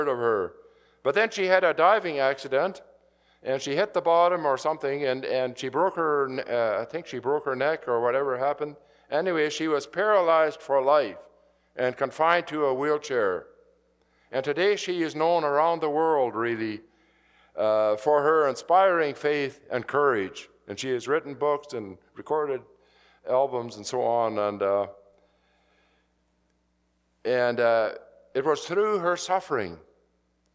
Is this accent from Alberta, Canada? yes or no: no; Saskatchewan, Canada; moved away; I grew up in Saskatchewan